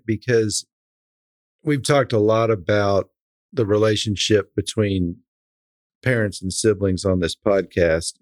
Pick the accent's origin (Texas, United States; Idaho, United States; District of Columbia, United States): Texas, United States; Dripping Springs; growing up in Central Texas in, in Dripping Springs, we were one of the first organic farmers